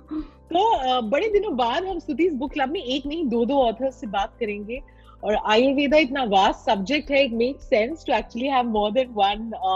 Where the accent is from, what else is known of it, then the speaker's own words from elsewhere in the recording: India; हम हिंदुस्तान में पैदा हुए हैं